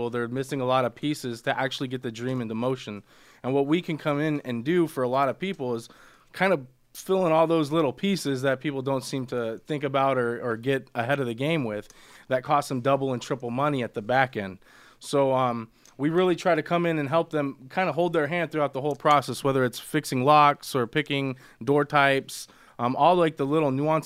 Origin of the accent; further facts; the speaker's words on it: Buena Park, California, United States; I'm from Buena Park, but I hung out in Brea and Placentia. I went to Servite